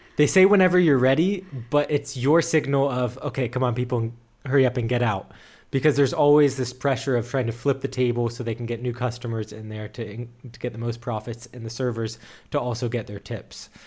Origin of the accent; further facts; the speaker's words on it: United States; moved away as an adult; now in Germany; as an American. Even though I've lived in Germany for more than a year now, a year and a half